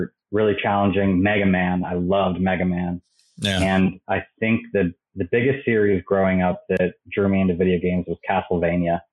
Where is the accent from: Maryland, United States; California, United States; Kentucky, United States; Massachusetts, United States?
Maryland, United States; moved away as an adult; I grew up in Maryland